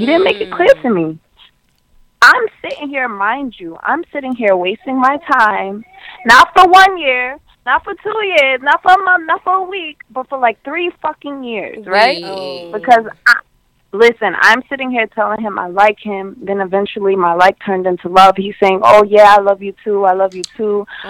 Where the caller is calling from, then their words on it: Queens, New York, United States; I'm coming from Queens, New York.